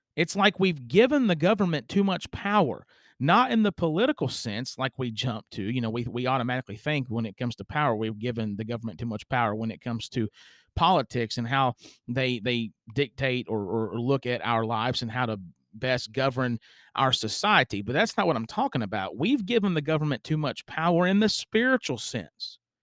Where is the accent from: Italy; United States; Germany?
United States; as an American citizen